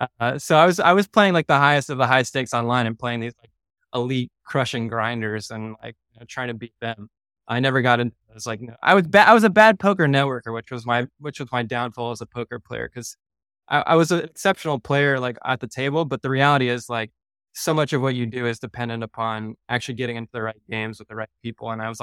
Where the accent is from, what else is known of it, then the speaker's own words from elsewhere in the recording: Montreal, Quebec, Canada; now in United States; And then when I came from Montreal, I was playing underground games in Manhattan